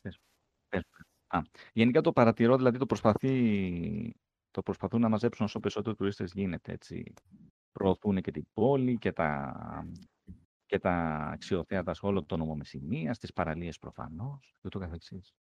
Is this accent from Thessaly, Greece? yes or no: no; Athens, Attica, Greece; Εγώ είμαι από Αθήνα, αλλά η μητέρα μου είναι από Καλαμάτα